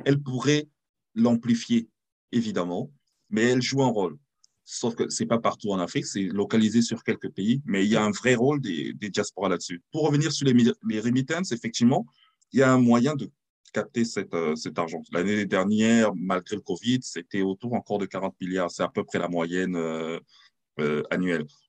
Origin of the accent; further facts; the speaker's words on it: France; moved away; also born or lived in Cameroon (ancestry) / London / New York / Berlin; je suis français d'origine camerounaise